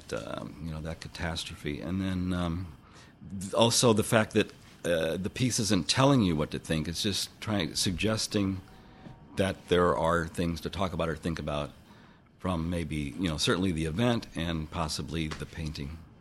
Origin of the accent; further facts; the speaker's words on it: St. Louis, Missouri, United States; now in Bay Area, United States; I came originally from St. Louis, Missouri, lived in the Bay Area since 1973